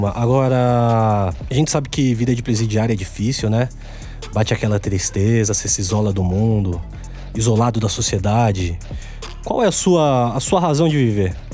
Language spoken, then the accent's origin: Portuguese; São Bernardo do Campo, São Paulo, Brazil; Agora, todo mundo sabe que somos amigos de longa data, somos de São Bernardo do Campo, né? A gente já bebeu bastante cerveja ali na Prestes Maia.